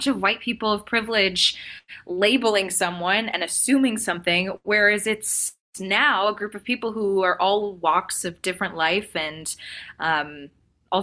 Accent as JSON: {"language": "English", "area": "Orange County", "region": "California", "country": "United States", "tie": "born or raised there", "said": "I grew up in Orange County"}